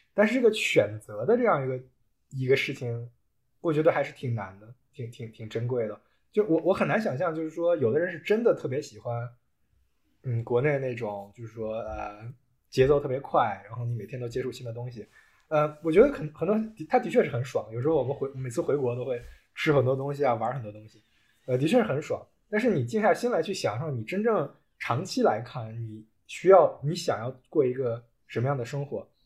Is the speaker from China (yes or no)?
yes; China; moved away as an adult; now in Germany; 国内一块儿长大的好兄弟